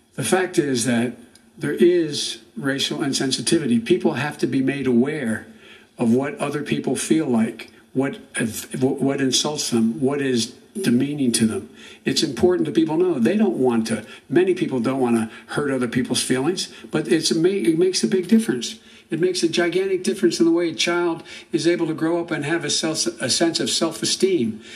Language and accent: English; Scranton, Pennsylvania, United States; Irish Catholics like me and grew up in Scranton